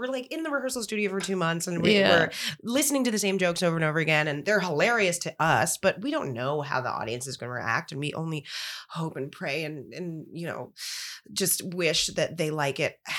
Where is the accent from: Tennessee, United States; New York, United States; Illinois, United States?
New York, United States; I grew up in New York and I was surrounded by, you know, different cultures and different colors and sizes and shapes. And my mom is white and my dad is black.